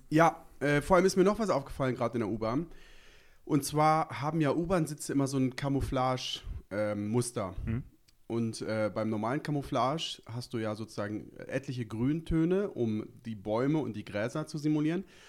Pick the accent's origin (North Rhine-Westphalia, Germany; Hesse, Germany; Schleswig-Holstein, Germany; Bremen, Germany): Bremen, Germany; moved away as an adult; now in Berlin, Germany; wie man mir vielleicht anhört, komme ich etwas, äh, nördlicher. Ich komme aus Bremen, aus dem wirklich, wirklich, wirklich schönen Bremen.